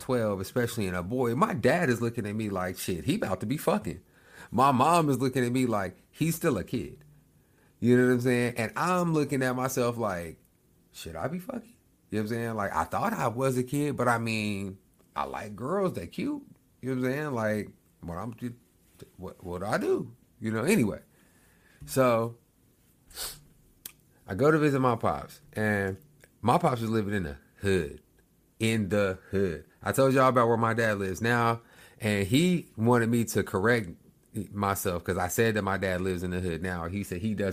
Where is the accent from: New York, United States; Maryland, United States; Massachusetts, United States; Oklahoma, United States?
Oklahoma, United States; I'm from Oklahoma.